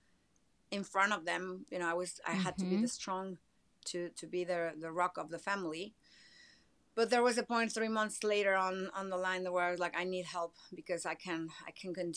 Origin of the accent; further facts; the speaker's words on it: Mexico City, Mexico; moved away as an adult; also born or lived in Miami, United States; now in Los Angeles, United States; I'm Mexican. I was born and raised in Mexico City